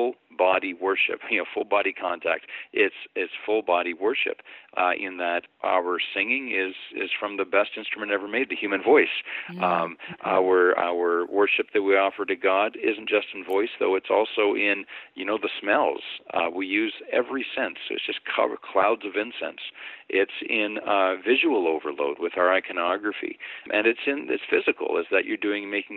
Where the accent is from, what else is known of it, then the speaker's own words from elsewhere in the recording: Canada; moved away as an adult; also born or lived in Eastern Europe; now in Pittsburgh, United States; I'm originally from Canada